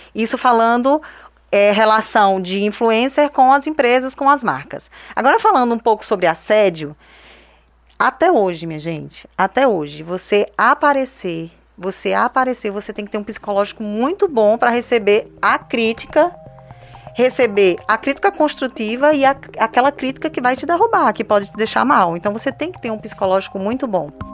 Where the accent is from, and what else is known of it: Northeast Region, Brazil